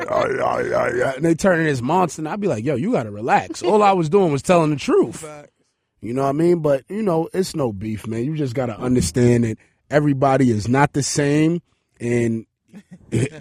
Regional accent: Honduras; I'm from Honduras.

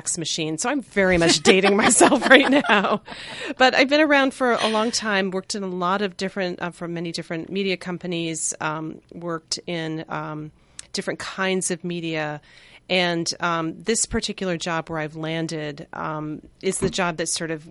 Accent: outside of Boston, Massachusetts, United States; moved away as an adult; also born or lived in New York; I grew up outside of Boston

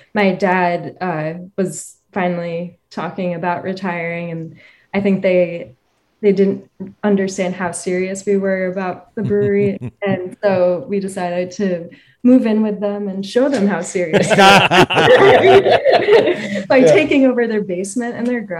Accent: Springs, New York, United States; I grew up in Springs, and my dad has an auto body shop

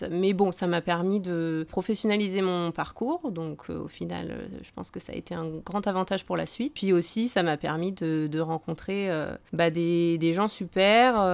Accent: Annecy, Auvergne-Rhône-Alpes, France; born there; euh, non, je suis née à Annecy. Voilà, donc après j'ai pas mal bougé en France, à l'étranger.

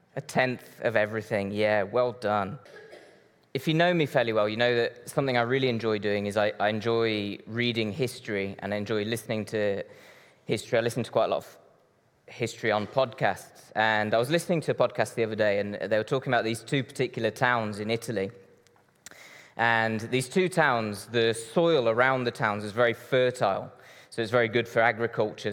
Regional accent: Brazil; born or raised there; moved away

